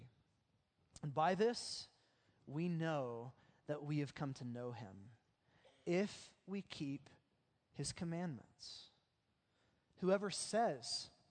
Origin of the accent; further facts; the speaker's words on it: Oklahoma, United States; the way that we grew up in Oklahoma